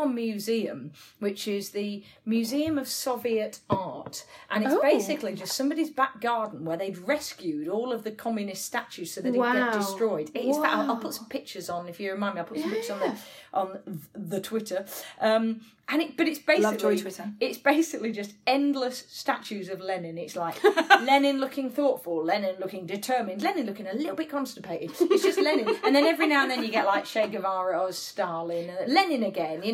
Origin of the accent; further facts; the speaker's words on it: Bradford, Yorkshire and the Humber, United Kingdom; I'm from Bradford